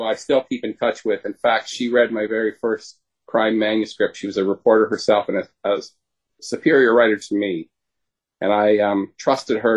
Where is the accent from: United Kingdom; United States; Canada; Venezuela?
Canada; I'm a Canadian